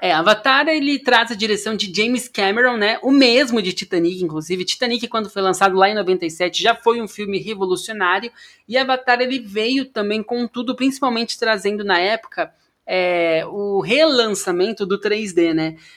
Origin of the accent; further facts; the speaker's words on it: Amambai, Mato Grosso do Sul, Brazil; also born or lived in Paraná; now in São Paulo, Brazil; Eu sou de Amambai, Mato Grosso do Sul